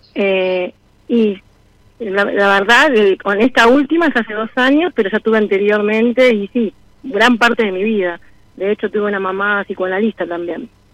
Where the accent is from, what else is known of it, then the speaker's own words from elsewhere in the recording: Buenos Aires, Argentina; moved away as an adult; now in Cipolletti, Argentina; yo soy porteña, pero vivo hace más de 12 años en Cipolletti, Río Negro